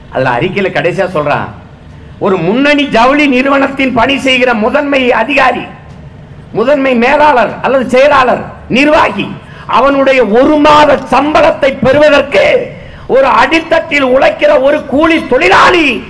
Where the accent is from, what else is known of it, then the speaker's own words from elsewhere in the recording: Tamil Nadu, India; உலகத்தின் எந்த ஓரத்திற்கு போனாலும் நான் தமிழன்